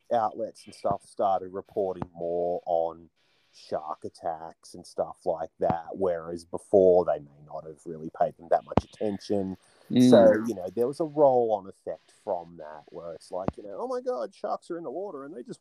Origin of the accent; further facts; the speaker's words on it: Newcastle, New South Wales, Australia; I grew up in Newcastle, in New South Wales